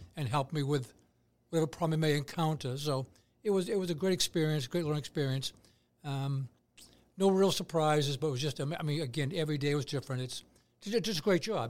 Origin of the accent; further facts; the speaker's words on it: Braintree, Massachusetts, United States; my hometown